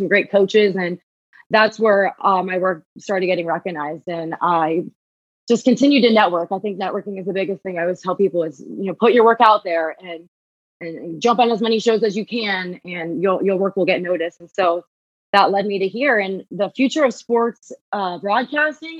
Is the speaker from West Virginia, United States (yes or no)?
no; Columbus, Ohio, United States; moved away as an adult; also born or lived in Atlanta / Dallas; now in New York, United States; I'm from Ohio. I always grew up with Ohio State in my backyard